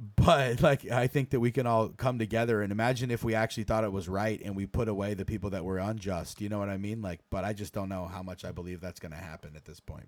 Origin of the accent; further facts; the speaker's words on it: United States; as an American